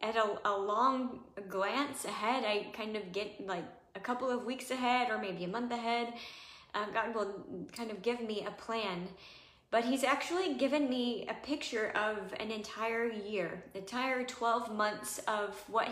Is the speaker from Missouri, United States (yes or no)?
yes; Missouri, United States; I grew up in Missouri